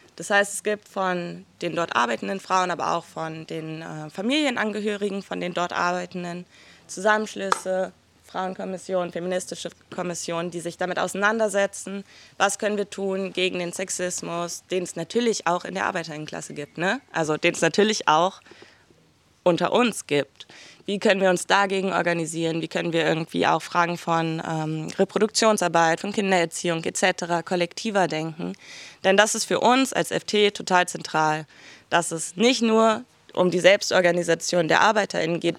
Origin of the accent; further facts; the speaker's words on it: Berlin, Germany; Ich komme aus Berlin